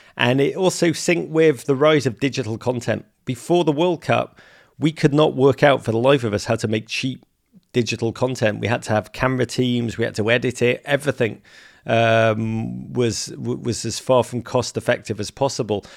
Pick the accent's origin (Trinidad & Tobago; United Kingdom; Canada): United Kingdom; England; now in United States; I'm English